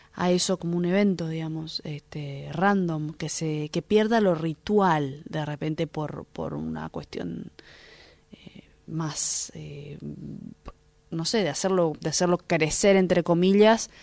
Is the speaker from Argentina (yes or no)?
yes; Argentina; nos une como, como, argentinos y argentinas